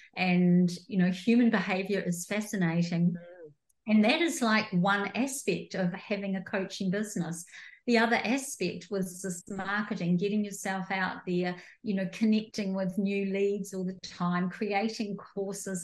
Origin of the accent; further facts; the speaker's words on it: New Zealand; moved away as an adult; also born or lived in rural Victoria, Australia; now in Australia; I'm a New Zealander, came over to Australia like 15 years ago